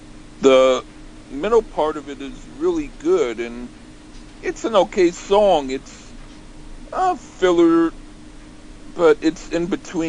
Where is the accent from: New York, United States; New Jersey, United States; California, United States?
California, United States; Marin County; Since I'm from Marin County